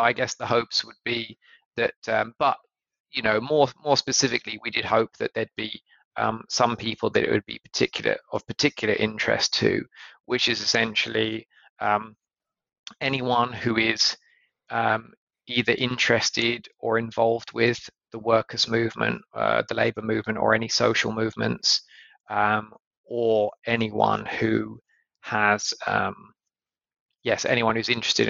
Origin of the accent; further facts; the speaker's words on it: United Kingdom; well, actually, I don't know, which is where I'm from, because a lot of people in the US seem to think I'm Australian for some reason. Margaret Thatcher, our former Prime Minister, is still a very popular figure.